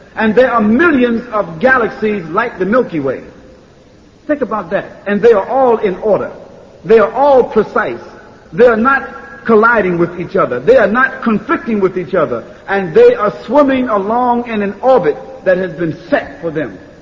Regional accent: United States; I'm from America

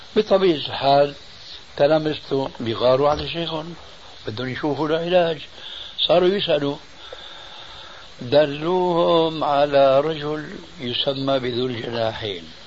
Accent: Syria; عندنا بالشام

